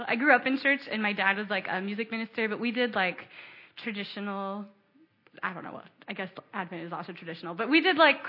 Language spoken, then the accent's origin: English; Baltimore, Maryland, United States; also born or lived in Ohio; So I grew up in Baltimore. I'm from southern Baltimore County. I was born in Ohio, but I grew up in Baltimore. Moved here when I was 4, so I don't really remember much of Ohio. And Blake and I have lived in the city for 7 years